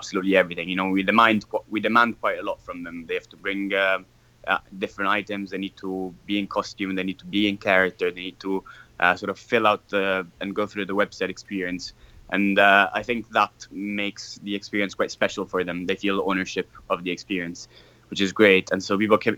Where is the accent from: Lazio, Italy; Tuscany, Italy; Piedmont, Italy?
Lazio, Italy; Rome; I'm from Rome. I'm a Roman